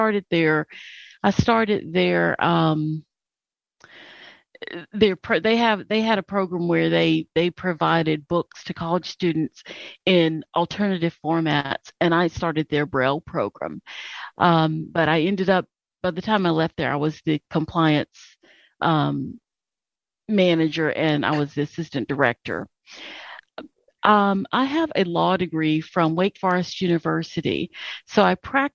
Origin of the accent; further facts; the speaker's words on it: Charlotte, North Carolina, United States; moved away as an adult; also born or lived in Minnesota; I grew up in Charlotte, and I was mainstreamed